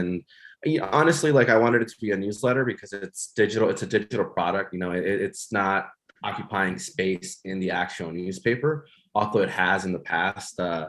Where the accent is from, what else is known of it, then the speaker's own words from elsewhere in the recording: Hidalgo, Texas, United States; moved away as an adult; also born or lived in East Coast; I feel like I grew up in South Texas in the Rio Grande Valley in McAllen, you know, well, in Hidalgo, Texas. I say McAllen because it's the bigger city, but really it's Hidalgo. But my point being is growing up in the border